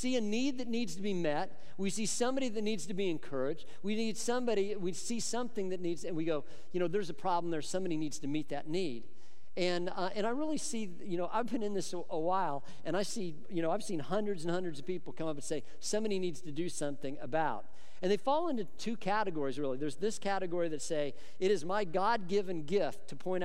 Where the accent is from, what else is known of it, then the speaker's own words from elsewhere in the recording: Boulder, Colorado, United States; I grew up in Colorado